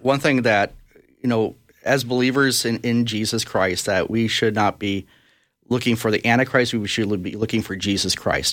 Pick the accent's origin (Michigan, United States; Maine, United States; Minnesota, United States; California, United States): Minnesota, United States; Brainerd; I was born in Brainerd, Minnesota, and, uh, lived there actually most of my years, went to high school there